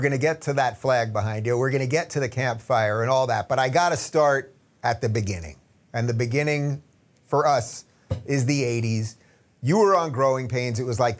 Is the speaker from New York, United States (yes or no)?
yes; Syosset, New York, United States; I grew up in Syosset in Long Island